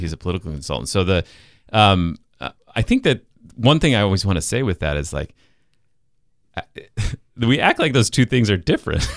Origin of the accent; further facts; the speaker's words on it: Salt Lake City, Utah, United States; moved away; I'm from Salt Lake City